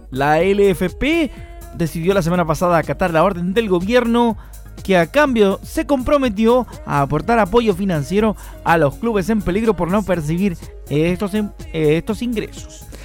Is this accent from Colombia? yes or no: no; Curicó, Maule, Chile; Algo para los que somos de acá de Curicó, sentirse orgulloso de la victoria del albirrojo, así que saludos cordiales a todos los curicanos por el mundo.